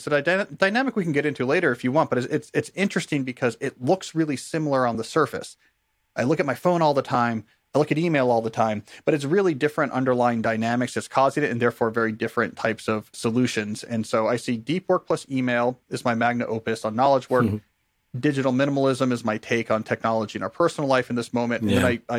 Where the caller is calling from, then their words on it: Washington, District of Columbia, United States; I'm joining you from Washington, D.C. here in the States